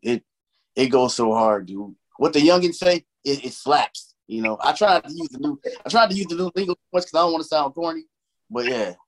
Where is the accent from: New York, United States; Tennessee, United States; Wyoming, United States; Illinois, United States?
Illinois, United States; Chicago; I grew up in Chicago